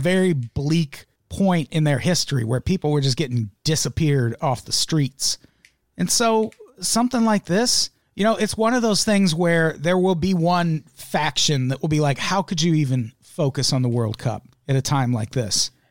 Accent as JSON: {"language": "English", "region": "Illinois", "country": "United States", "tie": "born or raised there", "said": "I grew up in Illinois"}